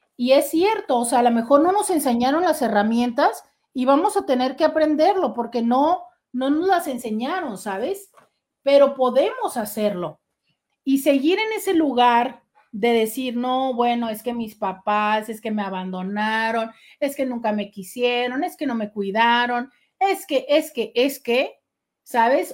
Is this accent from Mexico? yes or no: yes; Tijuana, Baja California, Mexico; Nosotros en Tijuana tenemos un estilo de vida muy desdibujado